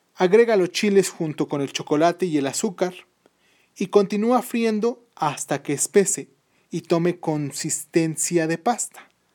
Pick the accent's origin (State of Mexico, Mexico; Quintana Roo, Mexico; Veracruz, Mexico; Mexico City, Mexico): Mexico City, Mexico; la Ciudad de México, que es mi ciudad